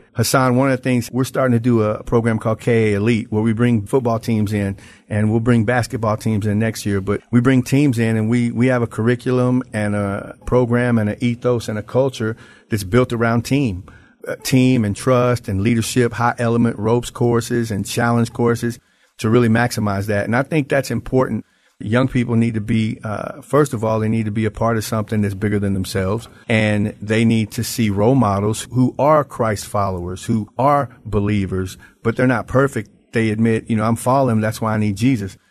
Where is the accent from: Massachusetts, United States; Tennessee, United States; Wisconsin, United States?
Tennessee, United States; Memphis; moved away as an adult; now in Branson, United States; I am from Memphis, Tennessee, but today I'm in Branson, Missouri